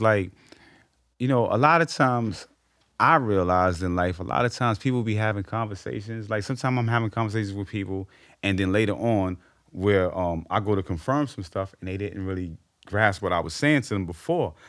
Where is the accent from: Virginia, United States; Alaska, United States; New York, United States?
New York, United States; New York City; I grew up on Amsterdam on a one-oh-one line